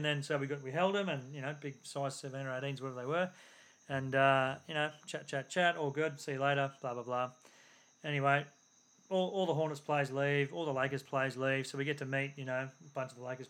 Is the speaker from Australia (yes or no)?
yes; Australia; accent: Aussie; I'm from Australia.